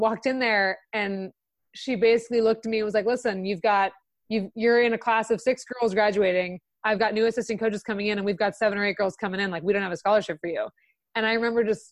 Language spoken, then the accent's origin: English; Santa Monica, California, United States; moved away as an adult; I'm from Santa Monica, you know, a part of Los Angeles